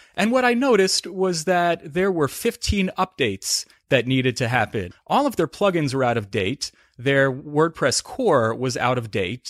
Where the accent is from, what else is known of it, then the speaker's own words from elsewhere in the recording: South Salem, New York, United States; I'm originally from, uh, northern Westchester County